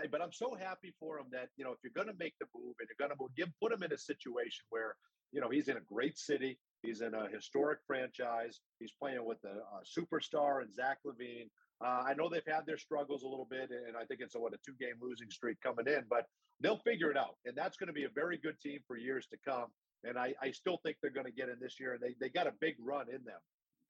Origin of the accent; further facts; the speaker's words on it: Boston, Massachusetts, United States; I grew up in Boston